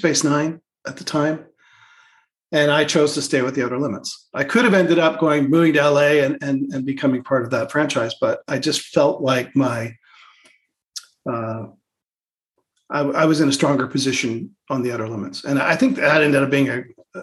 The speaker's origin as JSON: {"language": "English", "country": "Canada"}